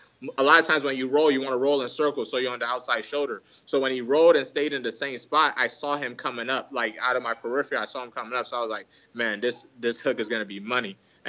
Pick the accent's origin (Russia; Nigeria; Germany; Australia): Nigeria; English is a second language; No matter what, I always feel like I'm Nigerian. One of my biggest fears is that my kid won't be able to speak my language, because I want that culture to stay in him too.